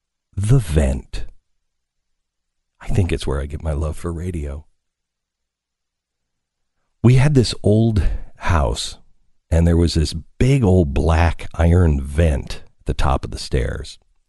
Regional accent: Pacific Northwest, United States; I grew up in the Pacific Northwest, so it was a little waterlogged.

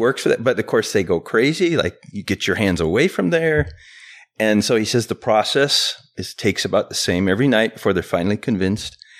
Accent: Chicago, Illinois, United States; I was born in Chicago

